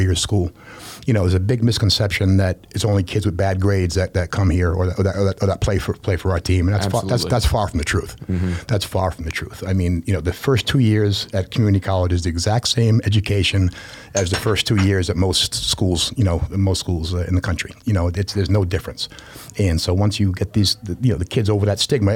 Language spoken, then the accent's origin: English; Rhode Island, United States; I'm from Rhode Island, so it's a small state